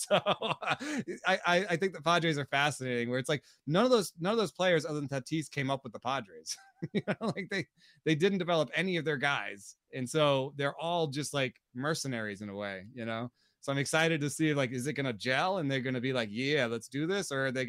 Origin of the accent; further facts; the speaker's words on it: Florida, United States; I grew up a little in Florida.